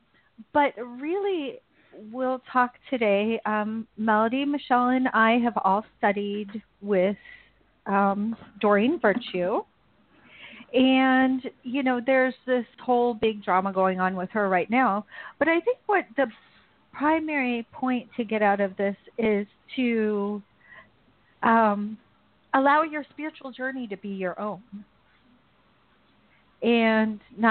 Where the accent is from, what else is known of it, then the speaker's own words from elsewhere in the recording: Indiana, United States; also born or lived in Vienna, Austria; now in Austria; I normally live near Vienna, Austria, but I'm from Indiana originally.